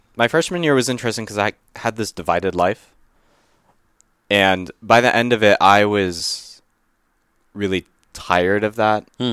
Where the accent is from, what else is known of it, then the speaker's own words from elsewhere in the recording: Livermore, California, United States; I grew up in Livermore, which is about an hour and a half east of San Francisco